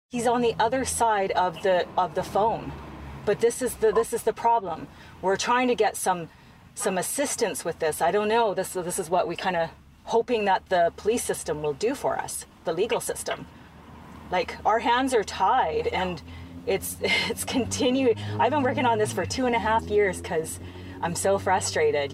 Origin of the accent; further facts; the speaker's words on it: British Columbia, Canada; I'm from British Columbia.